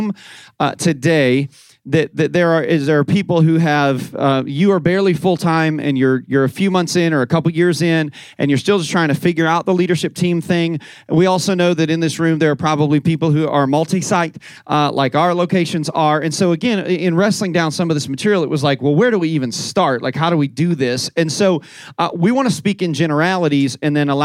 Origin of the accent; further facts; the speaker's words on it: Indiana, United States; moved away as an adult; also born or lived in Southwest Florida; now in Fort Myers, United States; my wife and I moved to Southwest Florida, born and raised in Indiana, moved 17 years ago